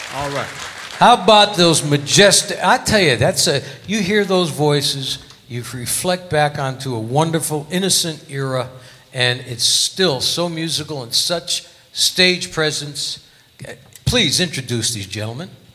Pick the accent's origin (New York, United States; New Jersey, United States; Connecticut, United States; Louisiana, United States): Connecticut, United States; now in Las Vegas, United States; I'm originally from Connecticut